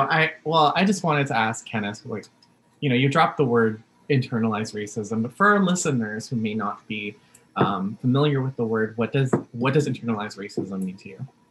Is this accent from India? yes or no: no; Vancouver, British Columbia, Canada; first language English; also born or lived in Philippines; I was born in the Philippines, and so when I moved here to uh, Vancouver, the le- the first language that I learned was English anyway